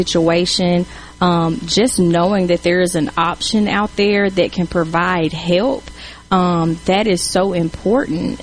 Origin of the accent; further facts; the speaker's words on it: Columbus, Mississippi, United States; I'm originally from Columbus, Mississippi, born and raised.